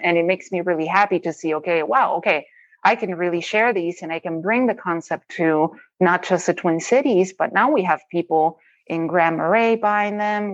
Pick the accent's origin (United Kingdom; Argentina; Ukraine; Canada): Argentina; Rosario, Santa Fe; moved away as an adult; also born or lived in Colorado; now in Minnesota, United States; I grew up in a city called Rosario in Argentina